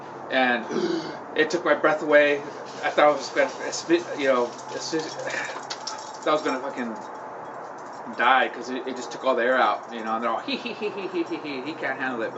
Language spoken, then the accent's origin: English; Huntington Beach, California, United States; I grew up in Huntington Beach, California.